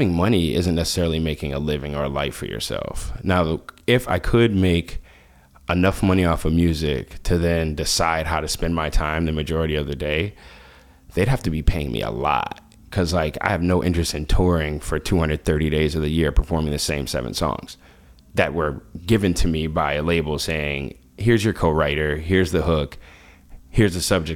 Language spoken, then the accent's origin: English; Washington, District of Columbia, United States; moved away; I grew up in Washington, D.C.